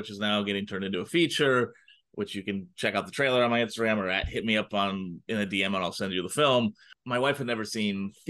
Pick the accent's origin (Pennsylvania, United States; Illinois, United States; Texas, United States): Illinois, United States; Chicago; I grew up in Chicago